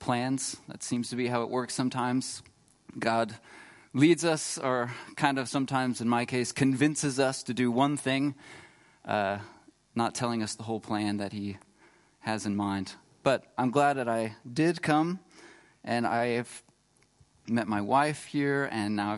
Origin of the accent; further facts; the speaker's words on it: Texas, United States; moved away as an adult; now in Freiburg, Germany; I was really blessed to grow up in Texas, but I live here now, and I'm really blessed to be in Germany and to call Freiburg my home